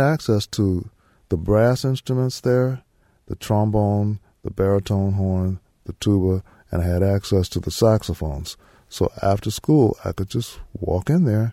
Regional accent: Memphis, Tennessee, United States; I was born in Memphis

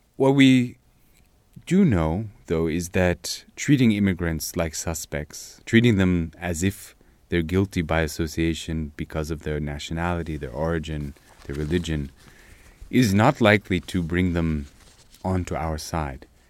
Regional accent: Corvallis, Oregon, United States; moved away as an adult; now in South Africa; I grew up in a very quiet middle class area in Oregon

